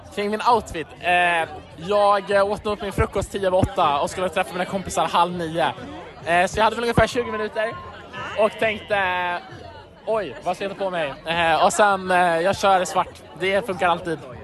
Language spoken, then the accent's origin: Swedish; Uppsala, Uppsala County, Sweden; jag är från Uppsala